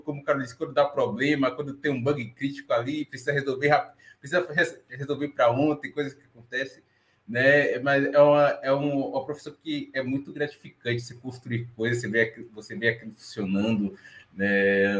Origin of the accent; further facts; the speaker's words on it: Bahia, Brazil; sou natural de Salvador, estou falando aqui da Bahia também, mas baiano, mas não sou soteropolitano